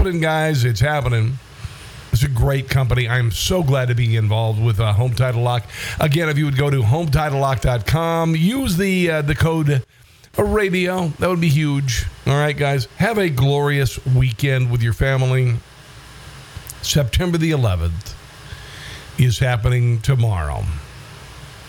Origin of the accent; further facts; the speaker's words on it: Iowa, United States; my home state of Iowa